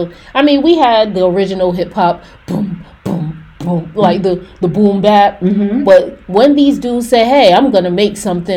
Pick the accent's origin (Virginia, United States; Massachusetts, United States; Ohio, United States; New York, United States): New York, United States; Mount Vernon; I'm from Mount Vernon.